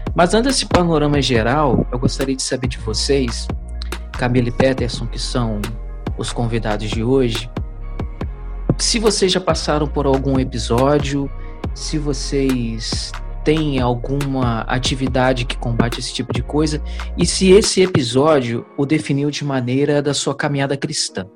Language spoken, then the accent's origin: Portuguese; Bom Jesus do Itabapoana, Rio de Janeiro, Brazil; de Bom Jesus do Itapuã